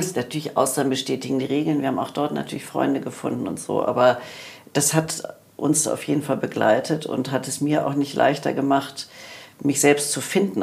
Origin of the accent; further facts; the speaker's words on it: Germany; wir als Deutsche